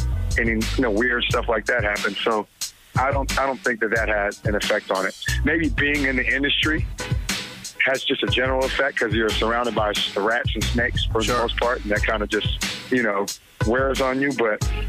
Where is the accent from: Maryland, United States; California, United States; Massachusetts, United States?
California, United States; Oakland; as teenagers growing up in Oakland.